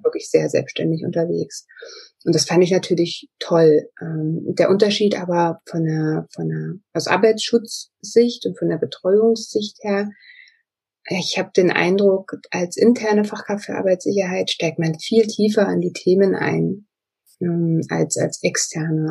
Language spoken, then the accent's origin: German; Magdeburg, Saxony-Anhalt, Germany; rein räumlich gesehen komme ich aus Magdeburg, also aus Sachsen-Anhalt